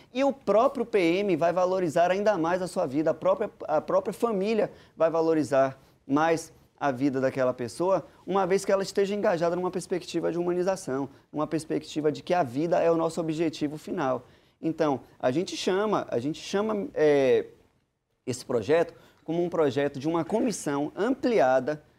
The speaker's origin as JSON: {"language": "Portuguese", "region": "Bahia", "country": "Brazil", "said": "nosso estado da Bahia"}